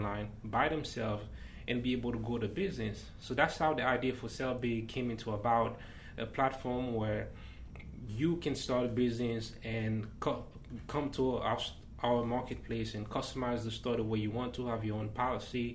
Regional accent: Haiti; moved away; I was born and raised in Haiti.

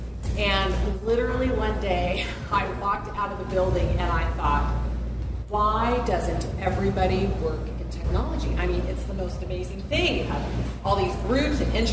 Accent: Sacramento, California, United States; moved away as an adult; also born or lived in Berkeley; now in Nevada City, United States; I was born and raised here in Sacramento

